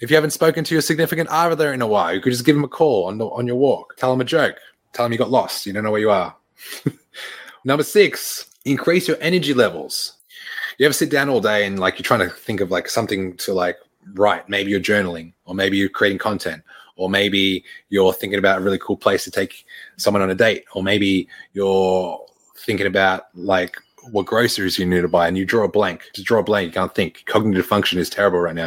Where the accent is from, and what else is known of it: Australia; now in Canada